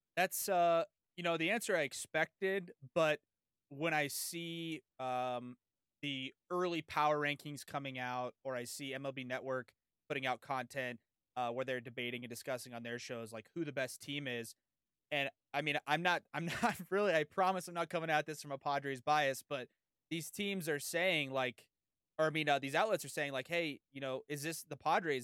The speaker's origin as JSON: {"language": "English", "town": "San Diego", "region": "California", "country": "United States", "tie": "born or raised there", "said": "I've lived in, I grew up in San Diego."}